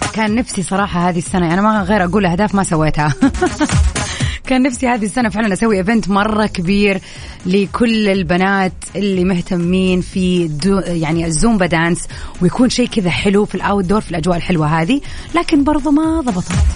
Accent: Jeddah, Makkah Province, Saudi Arabia; عندنا بجدة آه، في السعودية

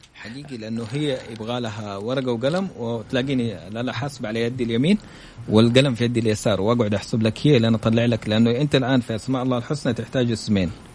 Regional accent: Saudi Arabia; انا من السعوديه

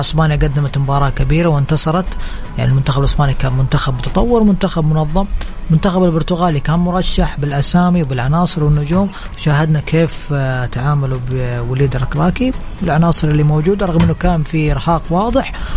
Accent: Saudi Arabia; عندنا في السعوديه

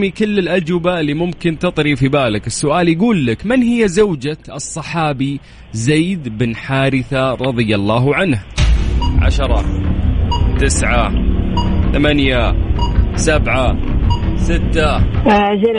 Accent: Qiya, Makkah Province, Saudi Arabia; انا ديرتي تقية

